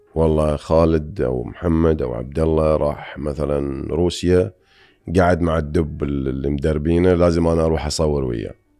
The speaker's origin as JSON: {"language": "Arabic", "country": "Bahrain", "said": "أنا جاي من البحرين أو من الخليج"}